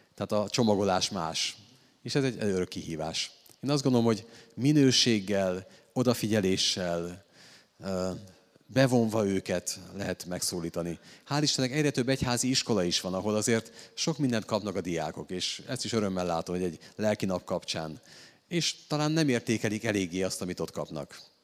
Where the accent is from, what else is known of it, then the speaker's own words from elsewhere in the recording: Hungary; én egy római katolikus magyar férfi vagyok